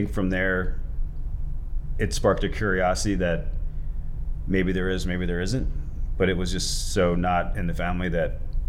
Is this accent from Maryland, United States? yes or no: yes; Dundalk, Maryland, United States; I grew up in Baltimore, in Dundalk.